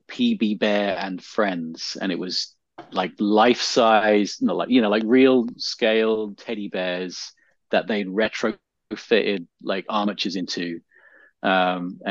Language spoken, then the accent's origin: English; England, United Kingdom; moved away; I grew up in England